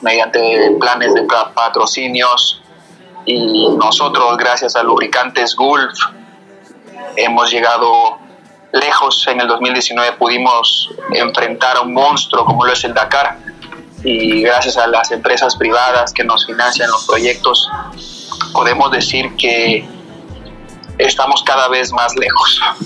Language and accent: Spanish; Quito, Pichincha, Ecuador; yo soy nacido de Quito, de padre imbabureño